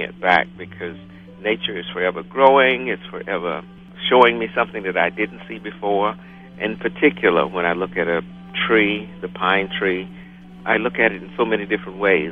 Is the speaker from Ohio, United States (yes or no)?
no; western North Carolina, United States; moved away; also born or lived in Maine / Maryland; I grew up in Appalachia in western North Carolina